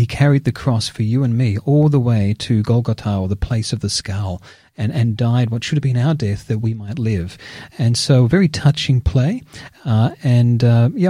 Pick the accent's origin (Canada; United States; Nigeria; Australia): Australia; Geelong, Victoria; my hometown of Geelong